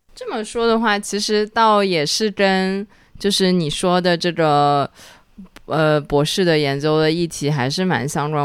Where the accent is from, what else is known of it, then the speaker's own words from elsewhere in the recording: Shanghai, China; 我们上海人说本地话